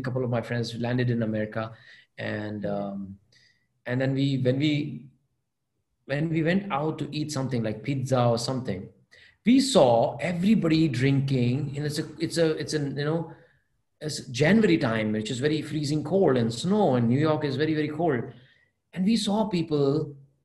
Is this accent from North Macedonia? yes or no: no; Adipur, Gujarat, India; English is a second language; moved away; I did not go out of Kutch. I was born in Adipur, Gujarat